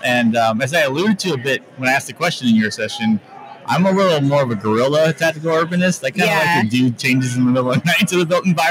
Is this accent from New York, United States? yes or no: no; Sacramento, California, United States; I'm from Sacramento, California.